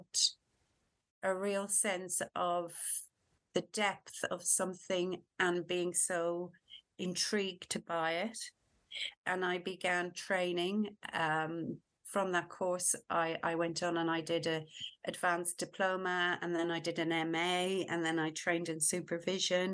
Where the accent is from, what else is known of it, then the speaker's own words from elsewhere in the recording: Ireland; moved away as an adult; now in United Kingdom; I was born and brought up in Ireland, and I moved to the UK when I was 20.